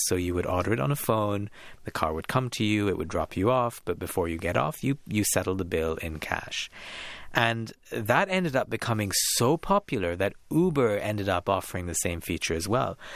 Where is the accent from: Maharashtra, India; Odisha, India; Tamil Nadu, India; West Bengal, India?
West Bengal, India; Kolkata; growing up in India, in Calcutta in, in the nineties and early